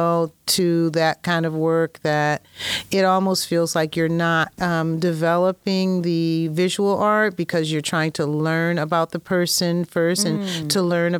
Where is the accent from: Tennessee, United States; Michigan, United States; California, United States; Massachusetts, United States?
Massachusetts, United States; Springfield; moved away; I'm from Springfield, which is not that far away from Boston